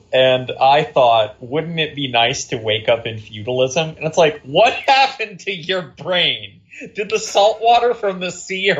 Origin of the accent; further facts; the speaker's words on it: Virginia, United States; I'm a white dude. I'm from the South. Specifically, I'm from Virginia. There's a lot of shit named after Robert E. Lee in the county that I grew up in.